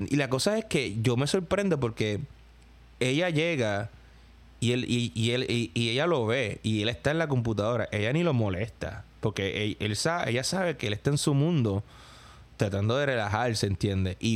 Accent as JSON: {"language": "Spanish", "country": "Puerto Rico", "moved": "yes", "said": "porque yo obviamente yo me mudé de Puerto Rico para acá"}